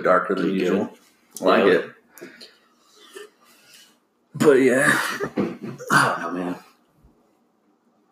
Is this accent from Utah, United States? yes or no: yes; a smaller town west of Salt Lake, Utah, United States; we're both from Utah, Salt Lake